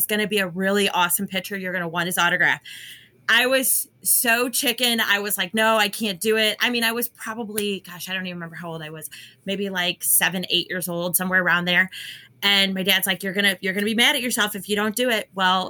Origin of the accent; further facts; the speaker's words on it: 2 hours west of Chicago, Illinois, United States; I grew up 2 hours west of Chicago.